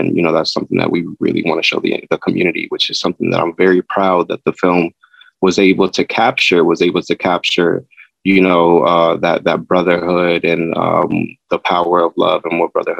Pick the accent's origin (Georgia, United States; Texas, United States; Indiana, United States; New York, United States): New York, United States; New York City; also born or lived in Bronx; I'm a Brooklyn and Bronx native. I was switching back and forth between Brooklyn and Bronx. I spent a lot of my younger years in Brooklyn, but, you know, Bronx got my heart right now.